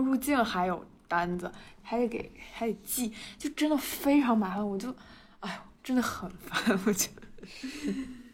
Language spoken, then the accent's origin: Chinese; China; moved away as an adult; now in United States; 我是一个中国人，我，我是一个嗯。中国人，好吗？就是我，我是在中国读的书